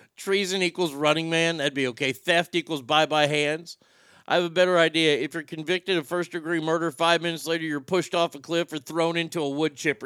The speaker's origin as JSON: {"language": "English", "country": "United States", "said": "as an American"}